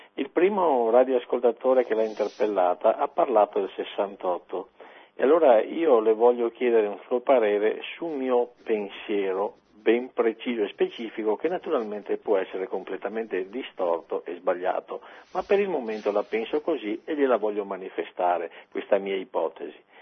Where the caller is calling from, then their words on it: Padua, Veneto, Italy; chiamo da Padova